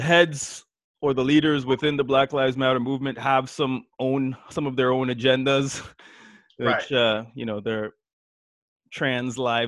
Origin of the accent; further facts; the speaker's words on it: Toronto, Ontario, Canada; we're from Toronto.